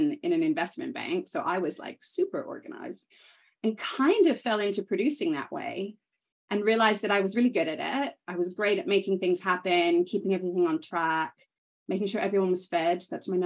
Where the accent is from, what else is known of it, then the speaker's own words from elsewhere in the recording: Canada; moved away as an adult; also born or lived in United Kingdom; now in London, United Kingdom; I grew up in Canada, but kind of always spent time in both